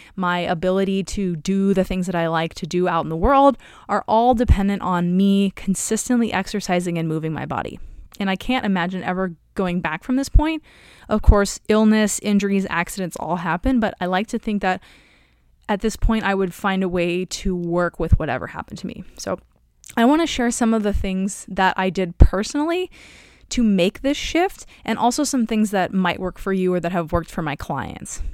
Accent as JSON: {"language": "English", "town": "Omaha", "region": "Nebraska", "country": "United States", "also_born_or_lived": "Evanston, Illinois", "moved": "as an adult", "said": "I was coming from Omaha, Nebraska, where basically you drive everywhere."}